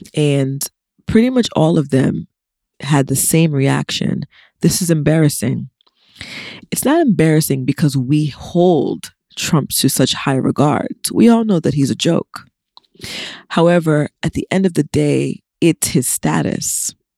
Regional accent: United States; I'm an American that was born here

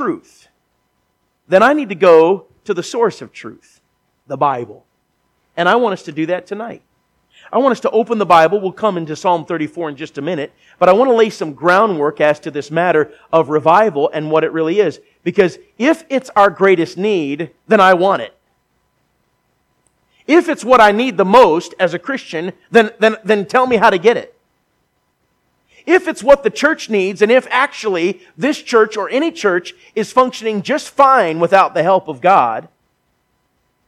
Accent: Minnesota, United States; I grew up in Minnesota, not very far from here

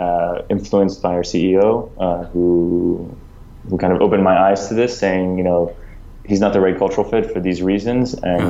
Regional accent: France; also born or lived in United States; I was born in the US, I grew up in France.

